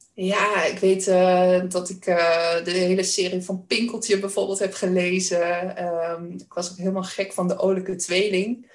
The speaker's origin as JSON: {"language": "Dutch", "area": "Weel, Achterhoek, near Doetinchem", "region": "Gelderland", "country": "Netherlands", "tie": "born or raised there", "accent": "Achterhoek", "said": "Ik kom uit het dorpje Weel in de Achterhoek. Kan je misschien ook wel een beetje horen aan mijn accent. dat ligt vlakbij Doetinchem. En eh, ik ben opgegroeid eh, op een boerderij."}